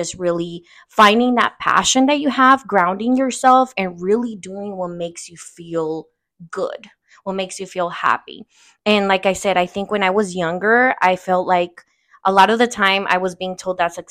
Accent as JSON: {"language": "English", "town": "Oakland", "region": "California", "country": "United States", "tie": "born or raised there", "also_born_or_lived": "Uruapan, Michoacan, Mexico", "first_language": "Spanish", "second_language": "English", "said": "I also claim East Oakland. I was raised in East Oakland"}